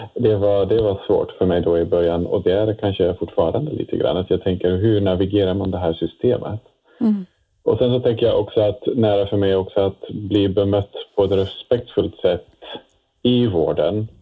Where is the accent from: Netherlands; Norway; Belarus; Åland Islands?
Netherlands; Swedish is a second language; moved away as an adult; now in Sweden; Jag kommer från Nederländerna ursprungligen eh, och jag har bott, eh, bott nu i Sverige sedan 12 år tillbaka